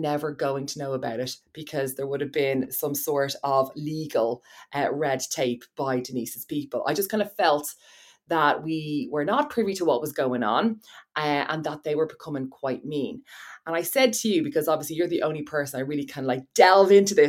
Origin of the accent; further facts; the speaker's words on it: Ireland; Like, I'm sorry, we're Irish. This doesn't happen.